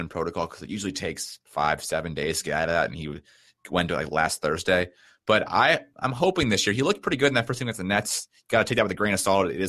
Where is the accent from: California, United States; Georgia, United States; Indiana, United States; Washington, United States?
Indiana, United States; Indianapolis; I'm from Indianapolis